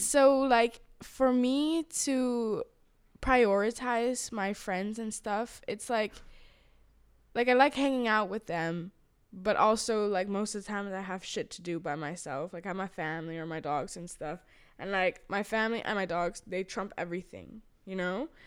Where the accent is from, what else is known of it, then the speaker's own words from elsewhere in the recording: Thailand; now in Amsterdam, Netherlands; because I'm Thai, and then when they find out that I'm Thai